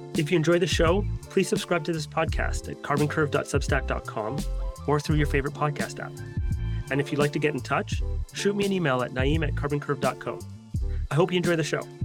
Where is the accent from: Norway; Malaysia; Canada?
Canada; I'm Canadian myself